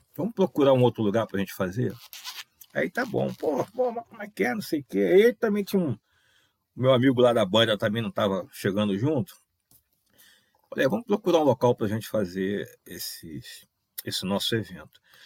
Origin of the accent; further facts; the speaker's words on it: Rio de Janeiro, Brazil; Minha, minha, minha base, né? onde eu nasci, fui criado, onde eu conheço as pessoas ali